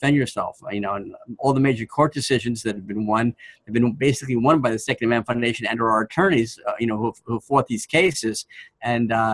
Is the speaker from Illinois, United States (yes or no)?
no; Washington, United States; my home state of Washington